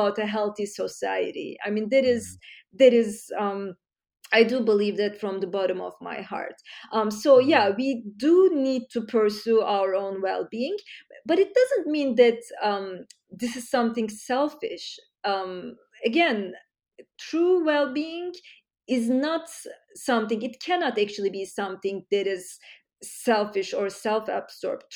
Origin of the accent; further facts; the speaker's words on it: Istanbul, Turkey; now in United States; I grew up in Turkey, Istanbul